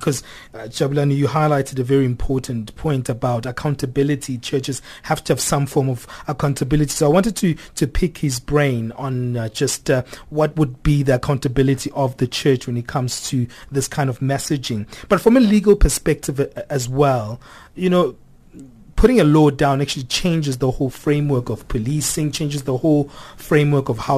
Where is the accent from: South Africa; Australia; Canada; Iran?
South Africa; myself as a South African